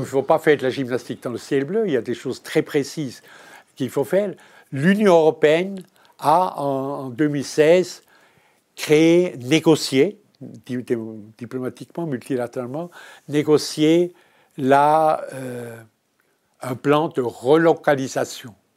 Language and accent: French; Switzerland; je suis suisse. Je suis suisse.